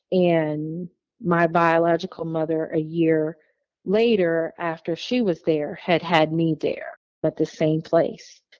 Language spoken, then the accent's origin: English; Wauwatosa, Wisconsin, United States; born there; Like you know, I was thinking I was born in Wauwatosa, Wisconsin.